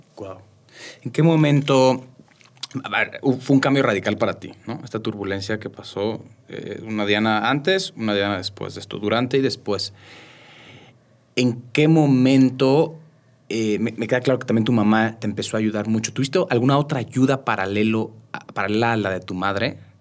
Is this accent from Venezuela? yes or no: no; Mexico City, Mexico; moved away; also born or lived in Querétaro; yo soy de la Ciudad de México